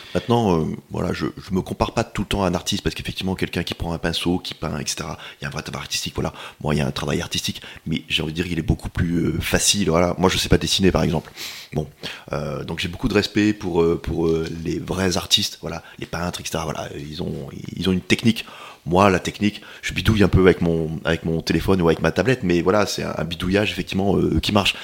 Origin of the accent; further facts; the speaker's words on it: Paris, Île-de-France, France; moved away as an adult; now in Montpellier, France; je suis parisien, j'étais parisien